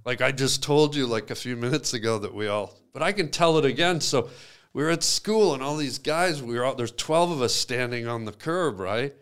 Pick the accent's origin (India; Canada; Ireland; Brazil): Canada; I grew up in Canada